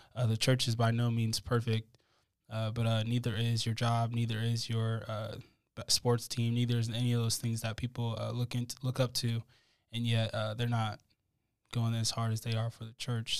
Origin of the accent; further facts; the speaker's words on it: United States; our individualistic society in America